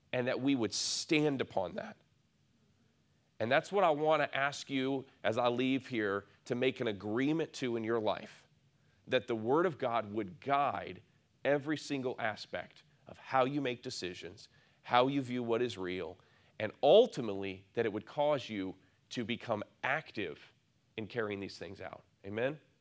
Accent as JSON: {"language": "English", "area": "near Lake Michigan", "region": "Midwest", "country": "United States", "tie": "born or raised there", "said": "I grew up near Lake Michigan"}